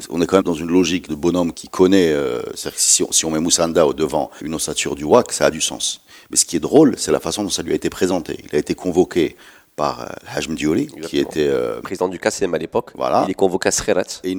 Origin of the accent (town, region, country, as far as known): Morocco